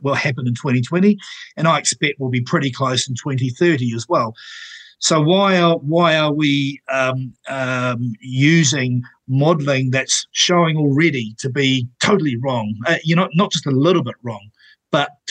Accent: Napier, Hawke's Bay, New Zealand; where I grew up in Taradale Napier

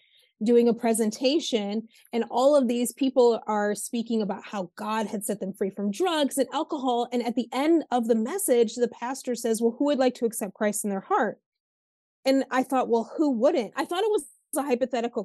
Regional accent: Northern Michigan, United States; I'm from Northern Michigan

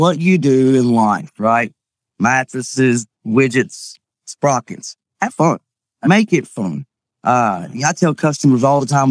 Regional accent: Kentucky, United States; I'm from Kentucky. It's just the accent

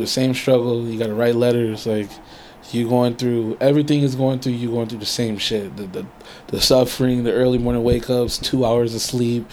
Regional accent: Inglewood, California, United States; also born or lived in Pasadena / Harbor City / Riverside County / Murrieta; now in San Diego, United States; I grew up in LA. I grew up in Inglewood, and then right. um, from Inglewood we moved over a little bit, like still in the LA area, you know, Pasadena, um, Harbor City

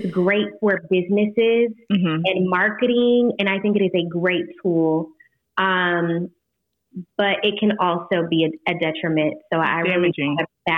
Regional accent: United States; I am from Polk County

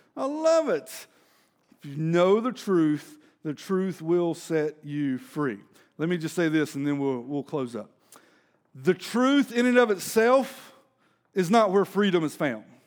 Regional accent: Denton, Texas, United States; I'm from Denton.

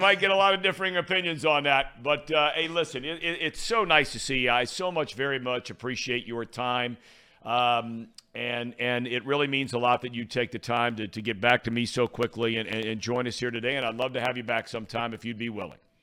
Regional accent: Cincinnati, Ohio, United States; one of my best friends growing up in Cincinnati, lived a few blocks away

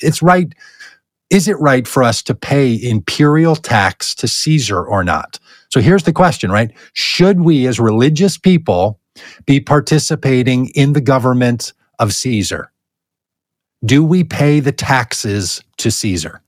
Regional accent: United States; my identity as an American citizen

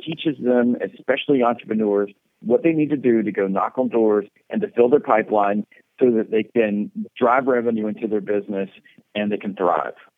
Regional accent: Georgia, United States; moved away as an adult; also born or lived in South Florida; I grew up in Georgia

